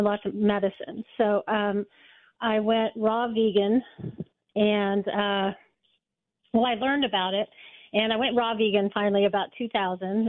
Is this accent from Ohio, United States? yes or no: no; Oklahoma City, Oklahoma, United States; I'm from Oklahoma City